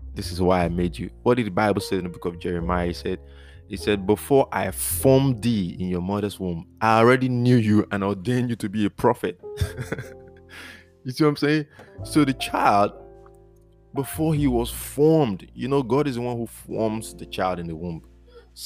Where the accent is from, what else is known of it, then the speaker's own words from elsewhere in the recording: Nigeria; moved away; I'm from Nigeria